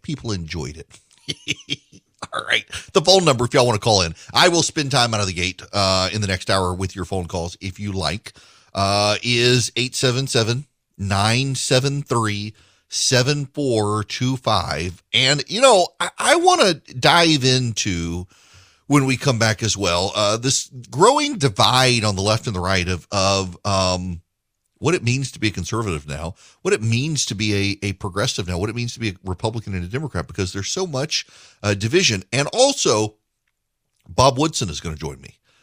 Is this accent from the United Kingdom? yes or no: no; Dubai, United Arab Emirates; moved away; also born or lived in Macon, Georgia; I grew up in Dubai